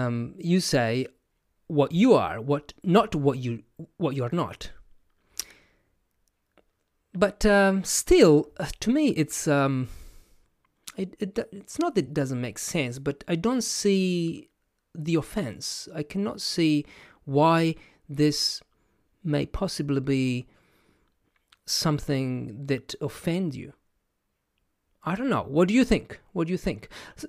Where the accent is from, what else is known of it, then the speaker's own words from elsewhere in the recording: Italy; first language Italian; English is a second language; And I am one of those because my first language is not English, is Italian. And I define myself as a non-native English speaker.